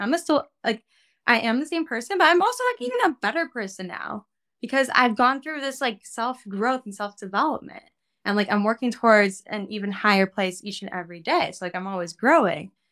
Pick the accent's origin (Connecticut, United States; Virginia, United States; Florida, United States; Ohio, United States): Ohio, United States; Cleveland; now in New York, United States; I grew up in Cleveland, Ohio